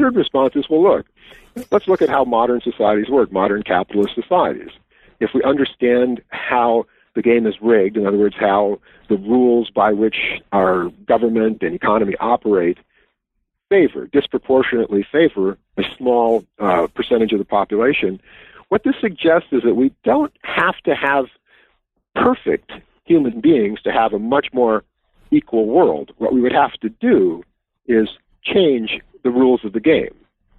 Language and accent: English; Wisconsin, United States; As in my home state, yes.